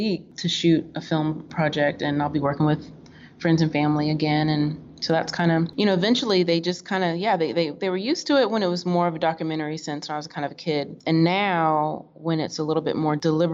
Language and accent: English; Florida, United States; also born or lived in Kentucky / Oklahoma / Tennessee; I was raised in Florida